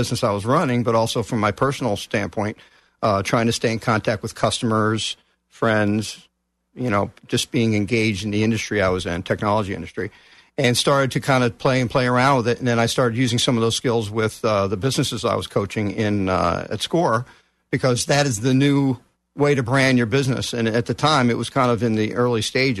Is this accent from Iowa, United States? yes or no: no; Texas, United States; moved away; also born or lived in New Jersey; I'm originally from Texas, but I lived in New Jersey for like 33 years